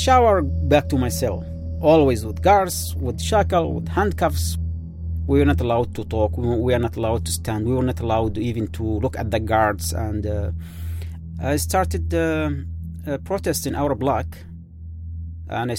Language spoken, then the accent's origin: English; Yemen; English is a second language; moved away; I am from Yemen, actually, Arab Peninsula, the country of love.